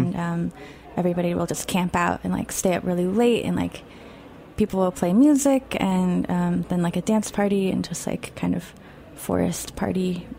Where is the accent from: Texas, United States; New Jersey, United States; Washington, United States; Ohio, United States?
Washington, United States; Seattle; also born or lived in Olympia; growing up in Seattle, I felt like I couldn't be like my real self or something. And then once I moved to Olympia